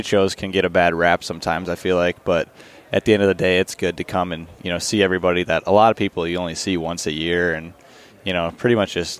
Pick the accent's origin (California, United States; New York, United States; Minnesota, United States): Minnesota, United States; moved away as an adult; also born or lived in North Dakota; I moved back to Minnesota. It's been a little over a year now, but I still hunt North Dakota heavily and put as just much time out there as I do really in my home state now